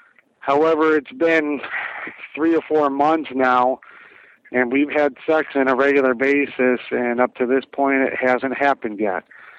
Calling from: Las Vegas, Nevada, United States; I'm calling you from Las Vegas. I'm 34 years old and married.

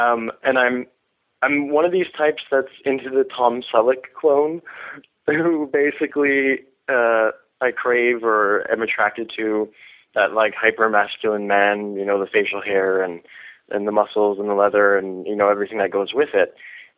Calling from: Vancouver, British Columbia, Canada; I'm calling from Vancouver, Canada.

